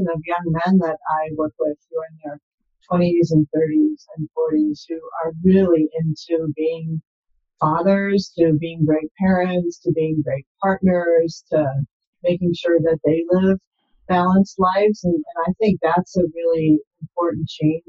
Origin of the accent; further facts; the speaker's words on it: Milwaukee, Wisconsin, United States; now in San Jose, United States; I grew up in Wisconsin in the Milwaukee area